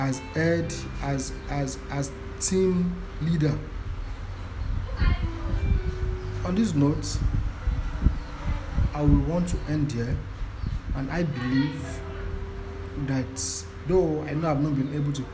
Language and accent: English; Nigeria; I am a Nigerian